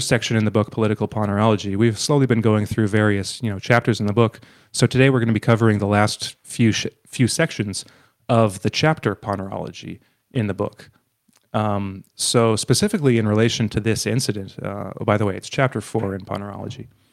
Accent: Canada; being Canadian

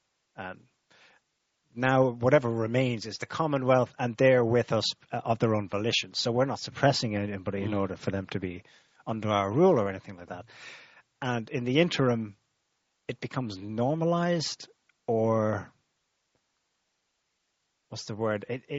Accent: Ireland; because I suppose the reason we're both Irish, but I had not the kind of awareness of my own history that you did, and I was taught in Irish schools.

